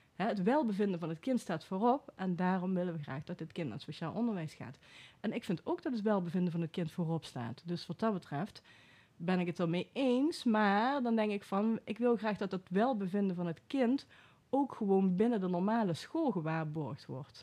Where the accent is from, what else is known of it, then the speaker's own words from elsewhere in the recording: Venlo, Limburg, Netherlands; moved away as an adult; also born or lived in Enschede / Veldhoven; now in Den Bosch, Netherlands; in Venlo ben ik opgegroeid